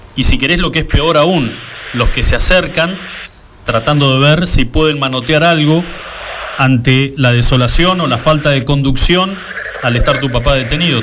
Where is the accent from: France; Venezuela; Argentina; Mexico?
Argentina; Río Gallegos, Santa Cruz